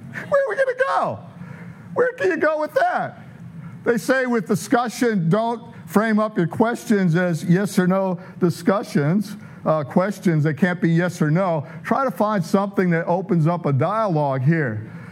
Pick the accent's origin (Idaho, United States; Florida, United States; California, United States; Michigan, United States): Michigan, United States; Detroit; I'm from South Detroit